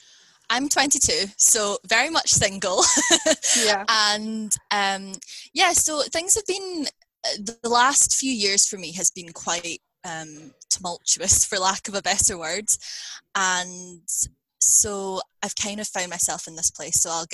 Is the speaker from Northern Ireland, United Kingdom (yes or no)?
no; Scotland, United Kingdom; accent: Scottish; sometimes people in Scotland don't think I sound particularly Scottish, but my accent is Scottish, so or like Scottish British, because I have moved around within the UK.